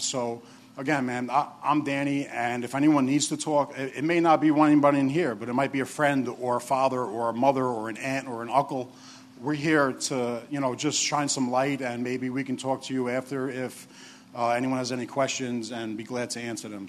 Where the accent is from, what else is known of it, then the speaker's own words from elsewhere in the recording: New York City, New York, United States; I'm the other big guy from New York. I'm from Staten Island, where the dump is.